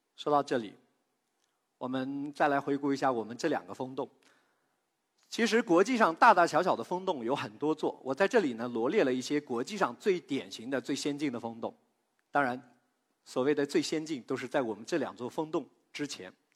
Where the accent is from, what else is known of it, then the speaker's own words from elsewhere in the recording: China; 我们中国人